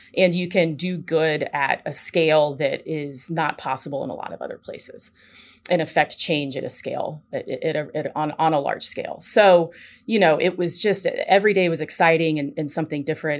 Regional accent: Nashville, Tennessee, United States; moved away as an adult; also born or lived in Washington, D.C.; I am a Nashville, Tennessee native, born and raised

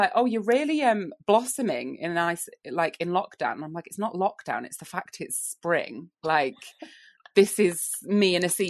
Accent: Lincoln, East Midlands, United Kingdom; I'm from Lincoln

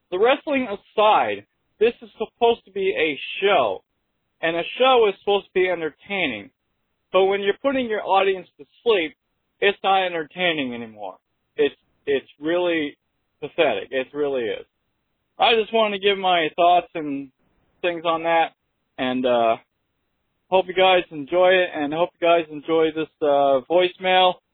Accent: New Hampshire, United States; from … on YouTube. I am from New Hampshire, so I'm a local guy.

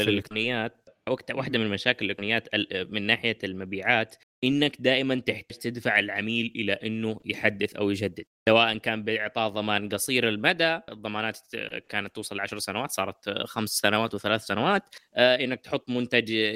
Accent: Saudi Arabia; عندنا في السعوديه

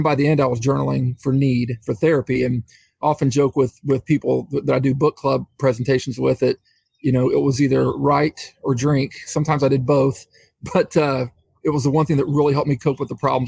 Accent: Middletown, Ohio, United States; I was the police chief here in Middletown, Ohio, which is right by Cincinnati. I was the police chief for 5 years. I was a police officer here in the same city for 30 years. And this is where I live. It's my hometown.

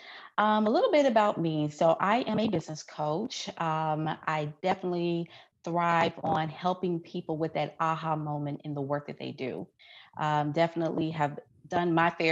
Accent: Memphis, Tennessee, United States; moved away as an adult; also born or lived in Houston, Texas; Born and raised in Memphis

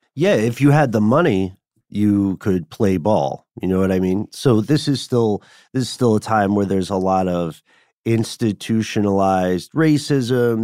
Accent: Tennessee, United States; accent: Tennessee; my Tennessee accent

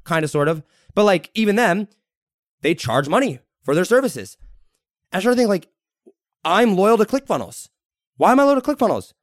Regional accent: United States; I'm an American first

